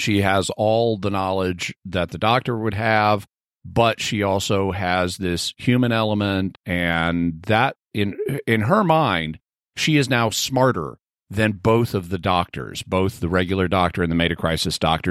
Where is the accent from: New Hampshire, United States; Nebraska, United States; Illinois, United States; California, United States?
California, United States; speaking as a Californian